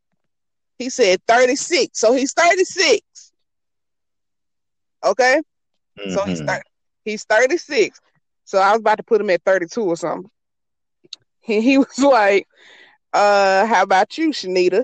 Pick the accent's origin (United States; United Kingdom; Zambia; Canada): United States; the South; I'm from the South